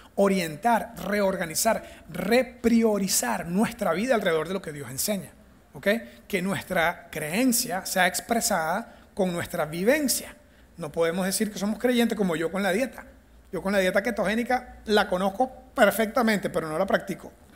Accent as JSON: {"language": "Spanish", "country": "Venezuela", "also_born_or_lived": "United States", "first_language": "Spanish", "moved": "as an adult", "lives_now": "Costa Rica", "said": "Yo soy de Venezuela y mi primer idioma es el español."}